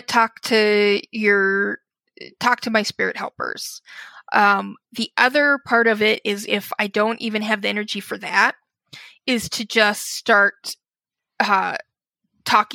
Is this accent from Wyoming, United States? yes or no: yes; Wyoming, United States; moved away; also born or lived in Chicago area, Illinois; I grew up in Wyoming, and I'm back in Wyoming now. And in between that, I ended up living in Illinois, right outside of Chicago